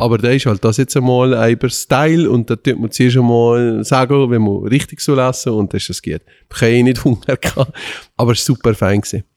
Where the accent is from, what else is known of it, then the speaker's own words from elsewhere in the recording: Valais, Switzerland; wir kommen aus dem Wallis